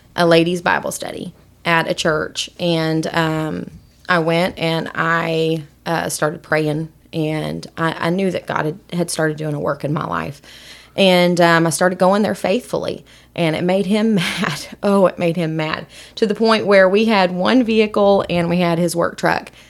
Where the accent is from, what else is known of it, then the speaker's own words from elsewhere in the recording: Possum Kingdom Lake, Texas, United States; moved away as an adult; also born or lived in Austin, Texas / Bristow, Oklahoma; I was raised at a little town called Possum Kingdom Lake, Texas